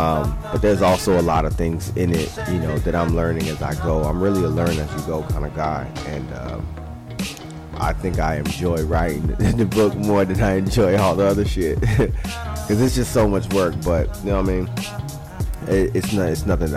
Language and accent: English; Miami, Florida, United States; now in Tampa Bay, United States; I'm a Florida boy. I'm from Miami, Florida, and I love Miami to death.